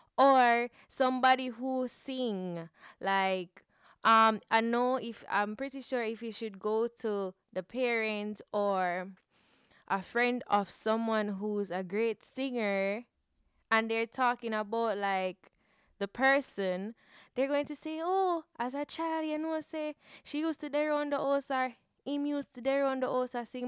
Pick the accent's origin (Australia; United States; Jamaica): Jamaica; growing up in Jamaica